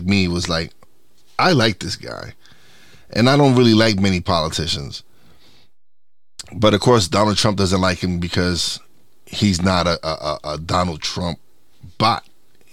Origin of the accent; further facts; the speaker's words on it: New York City, New York, United States; I grew up in East New York, Brooklyn.